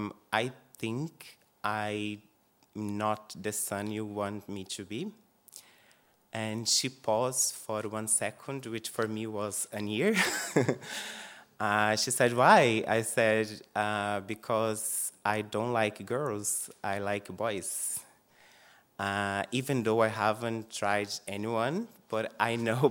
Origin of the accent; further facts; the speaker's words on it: Brazil; English is a second language; moved away as an adult; now in Dublin, Ireland; I'm actually from Brazil, living this beautiful island for the past 9 years. I came here to learn English. Before that, I couldn't even say hi.